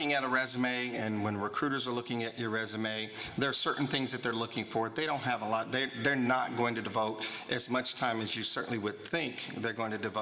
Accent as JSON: {"language": "English", "town": "Kansas City", "region": "Missouri", "country": "United States", "said": "I'm originally from Kansas City, Missouri"}